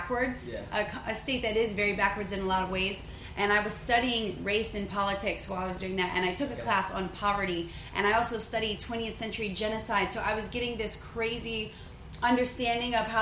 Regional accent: Loranger, Louisiana, United States; moved away as an adult; also born or lived in New Orleans, Louisiana / Baton Rouge, Louisiana; now in Los Angeles, United States; I call my hometown a place called LaRonger, Louisiana. LaRonger.

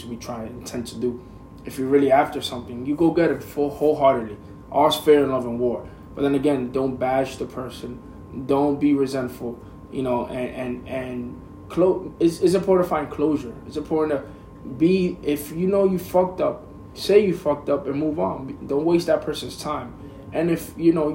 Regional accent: United States; as an American

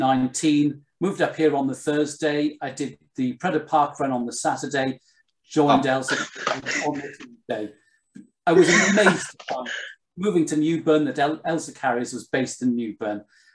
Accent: North East England, United Kingdom; you know, I'm from here. I grew up in North Northumberland. That's just the family I'm from, really.

